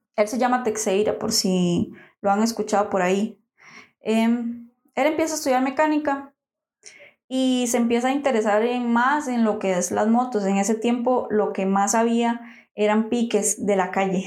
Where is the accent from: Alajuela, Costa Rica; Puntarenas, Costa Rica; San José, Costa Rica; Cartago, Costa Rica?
San José, Costa Rica; nosotros somos de San José